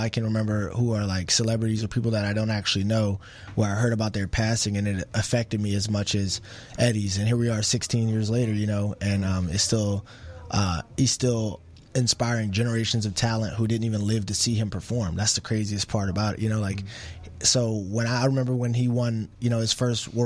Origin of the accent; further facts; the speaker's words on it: Alexandria, Virginia, United States; moved away; also born or lived in Las Vegas; I'm from Alexandria, Virginia